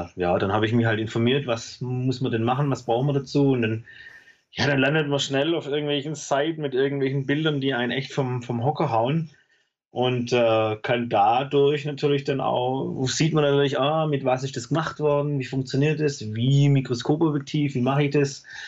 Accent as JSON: {"language": "German", "town": "Besigheim", "region": "Baden-Württemberg", "country": "Germany", "said": "Ich komme äh, äh, zwischen Stuttgart und Heilbronn aus dem Weinort Besigheim. Ähm, lebe da mit meiner Frau und meinen drei Kindern."}